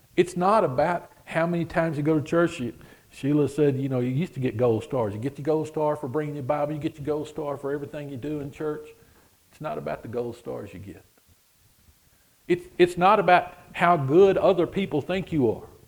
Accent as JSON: {"language": "English", "country": "United States", "said": "we say we're from America"}